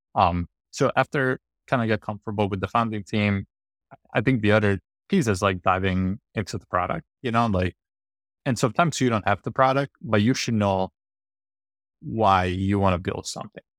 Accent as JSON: {"language": "English", "town": "Rome", "region": "Lazio", "country": "Italy", "tie": "born or raised there", "moved": "yes", "said": "I grew up in Roman, kind of like a lower class family"}